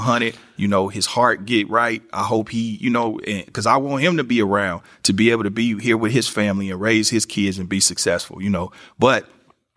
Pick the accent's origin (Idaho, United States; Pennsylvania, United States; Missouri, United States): Missouri, United States; Kansas City; my city, Kansas City